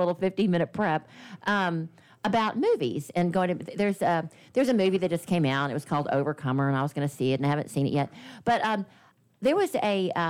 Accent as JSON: {"language": "English", "town": "Baton Rouge", "region": "Louisiana", "country": "United States", "tie": "born or raised there", "said": "I was born in Baton Rouge"}